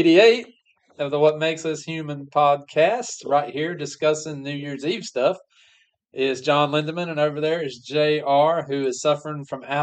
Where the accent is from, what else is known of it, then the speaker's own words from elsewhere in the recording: Guilford County, North Carolina, United States; I'm from Guilford County, North Carolina.